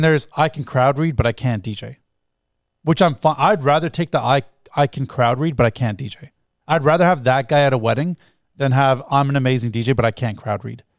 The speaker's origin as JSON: {"language": "English", "town": "Toronto", "region": "Ontario", "country": "Canada", "tie": "born or raised there", "also_born_or_lived": "England", "said": "technically I'm born, like I'm, grew up here"}